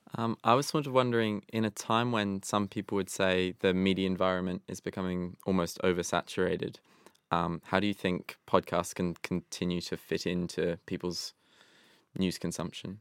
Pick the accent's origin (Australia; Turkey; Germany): Australia; Sydney, New South Wales; now in London, United Kingdom; I'm originally Australian